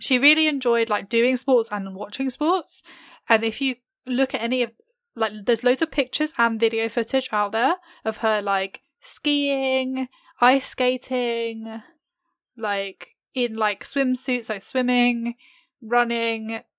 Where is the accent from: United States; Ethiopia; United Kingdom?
United Kingdom; England; I am very English.